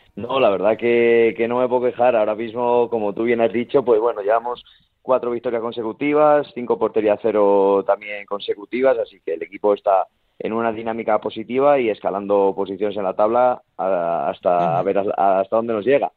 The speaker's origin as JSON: {"language": "Spanish", "town": "Valladolid", "region": "Castile and León", "country": "Spain", "moved": "yes", "lives_now": "Zamora, Spain", "said": "también estoy cerquita de, de Valladolid, de donde soy yo de mi gente"}